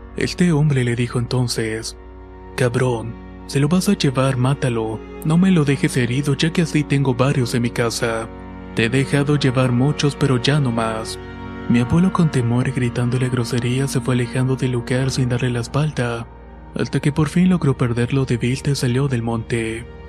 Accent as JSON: {"language": "Spanish", "town": "Tlaquepaque", "region": "Jalisco", "country": "Mexico", "said": "soy de Tlaquepaque, Jalisco."}